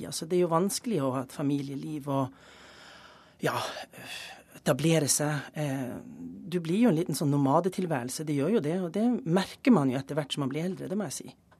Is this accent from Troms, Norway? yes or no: yes; Tromsø, Troms, Norway; moved away; also born or lived in Germany; den flotte hjembyen min